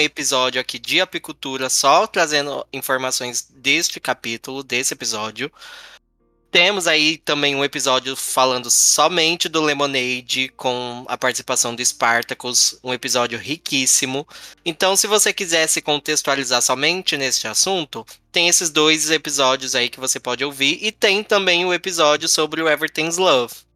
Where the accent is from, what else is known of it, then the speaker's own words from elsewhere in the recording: Brazil; eu sou brasileiro